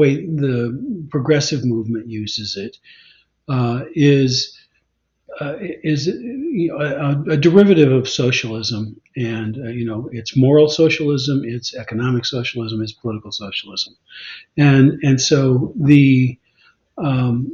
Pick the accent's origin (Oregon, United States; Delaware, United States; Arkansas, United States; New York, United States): Arkansas, United States; moved away; also born or lived in Washington State; I was born in Arkansas. I identify with, you know, with Arkansas. I lived about 30 years in Washington State.